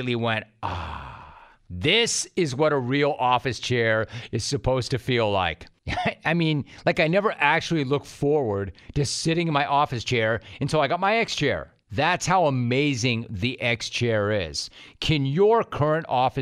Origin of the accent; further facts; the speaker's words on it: Southern California, United States; you and I are both SoCal guys